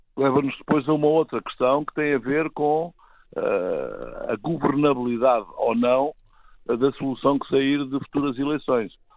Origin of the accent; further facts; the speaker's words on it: Portugal; cidadão, enquanto português